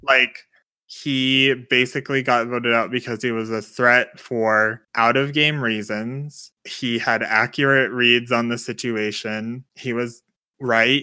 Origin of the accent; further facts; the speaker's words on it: United States; As an American in twenty twenty